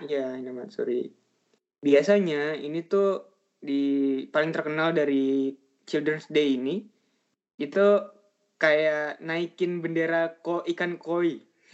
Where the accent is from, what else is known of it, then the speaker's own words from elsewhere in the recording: Indonesia; Dari Indonesia